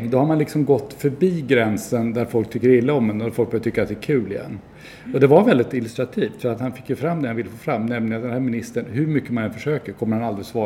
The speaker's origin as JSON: {"language": "Swedish", "country": "Sweden", "said": "Ja, vi är ju svenskar så det får man väl säga."}